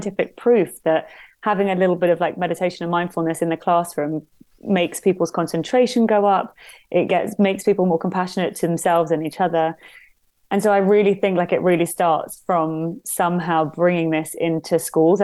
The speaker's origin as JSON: {"language": "English", "region": "London", "country": "United Kingdom", "tie": "born or raised there", "said": "growing up in London"}